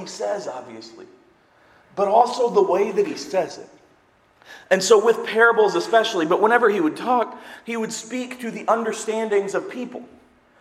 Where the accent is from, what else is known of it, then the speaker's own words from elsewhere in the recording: Seymour, United States; I'm from Seymour. We used to have farm day for the high school